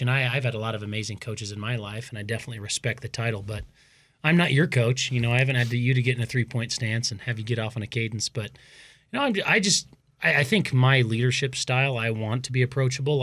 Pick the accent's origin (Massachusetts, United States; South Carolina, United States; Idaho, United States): Idaho, United States; Boise; also born or lived in Davis, California; now in Pocatello, United States; growing up in Boise